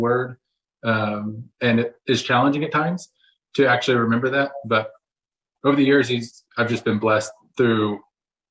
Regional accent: Texas, United States; moved away as an adult; now in Oklahoma City, United States; I was raised in Texas. Now I live in Oklahoma City

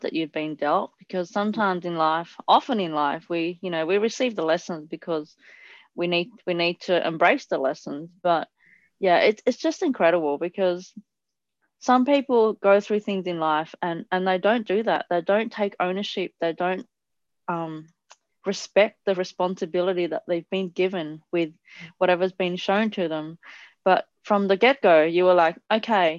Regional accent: Italy; I grew up in Italy and I had quite firm parents

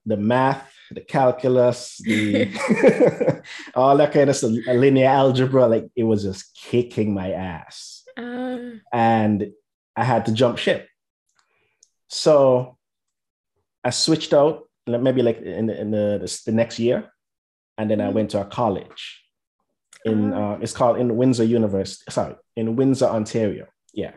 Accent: St. Kitts & Nevis; moved away as an adult; now in United States; I'm originally from St. Kitts and Nevis

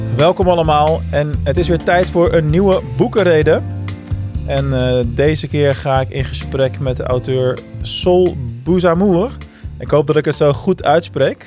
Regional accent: Rotterdam, South Holland, Netherlands; een Daert Rotterdammer

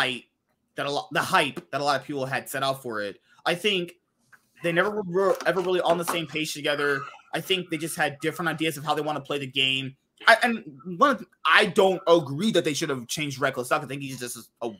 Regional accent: United States; I'm just American

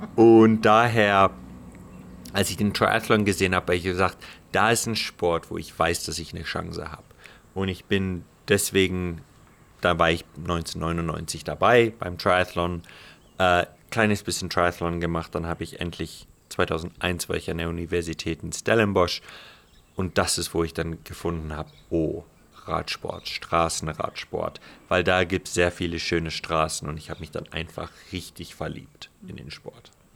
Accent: Omaruru, Erongo, Namibia; also born or lived in Otjiwarongo / South Africa / Europe; ich bin geborener Namibianer, im Nachbarort Ochiwarongo geboren, in Omaruru aufgewachsen

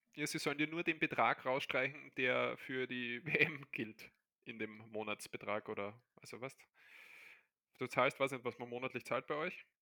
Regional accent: Austria; also born or lived in Barcelona; bei uns der ORF

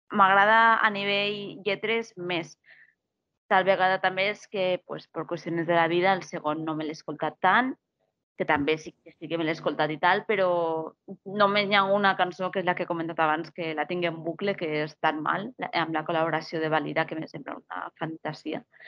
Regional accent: Castellón de la Plana, Valencian Community, Spain; jo soc filla de Castelló

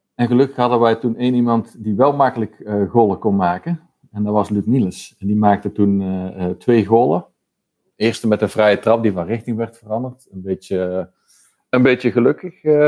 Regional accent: North Brabant, Netherlands; now in Antwerp, Belgium; ben woonachtig in Antwerpen. Ehm, oorspronkelijk ben ik een Brabander

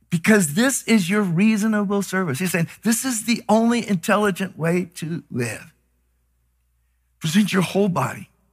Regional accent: Texas, United States; I was raised in Texas

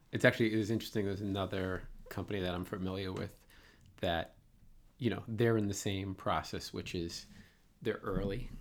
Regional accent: Boston, Massachusetts, United States; accent: Boston; my Boston accent

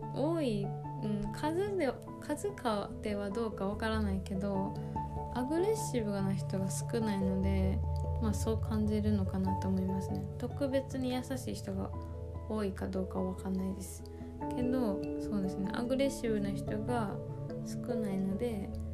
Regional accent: Japan; 生まれ育ちは日本

